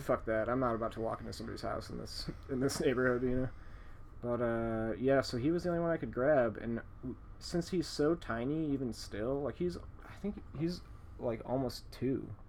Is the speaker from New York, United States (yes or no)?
no; Chicago, Illinois, United States; we're from Chicago, so this is just like a normal neighborhood of Chicago, basically